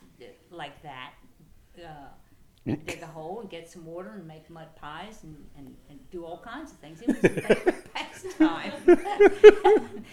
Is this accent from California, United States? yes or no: no; Dorchester County, Maryland, United States; I grew up in Dorchester County, so I'm down the road a little bit on a farm.